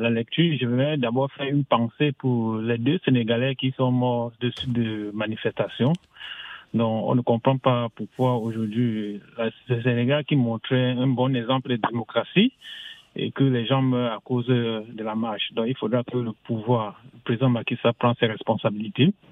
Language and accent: French; France; ce que je pense en tant que Français